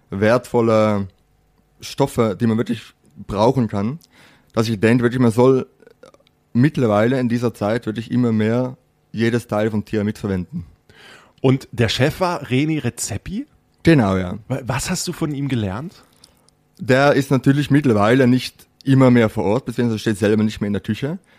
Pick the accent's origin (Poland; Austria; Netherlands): Netherlands; also born or lived in Switzerland; now in Germany; ich bin geborener Holländer, äh, habe jetzt zehn Jahre in der Schweiz gewohnt und jetzt mittlerweile in Deutschland. Und ja, so ein Name kommt aus Holland.